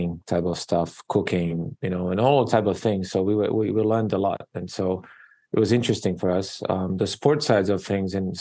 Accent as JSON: {"language": "English", "country": "Slovakia", "tie": "born or raised there", "also_born_or_lived": "New York City, United States", "second_language": "English", "moved": "as an adult", "lives_now": "Honolulu, United States", "said": "I was born and raised in Eastern Europe, in Slovakia, which is part of former Czechoslovakia"}